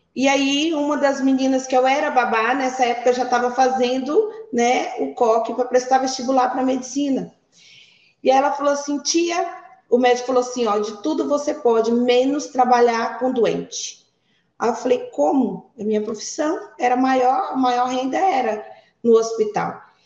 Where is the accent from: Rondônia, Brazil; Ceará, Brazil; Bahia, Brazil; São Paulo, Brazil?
Rondônia, Brazil; Ariquemes; also born or lived in Curitiba, Paraná; E nasci em Curitiba, fui praticamente criada em Rondônia, vim para Ariquemes com seis anos de idade.